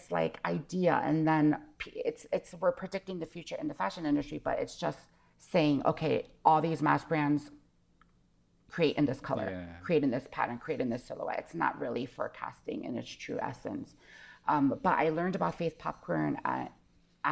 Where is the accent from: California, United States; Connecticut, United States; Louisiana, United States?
Connecticut, United States; also born or lived in Hawaii; I grew up in Connecticut. I was born in Hawaii, lived in Hawaii till I was about six. Then we moved to Connecticut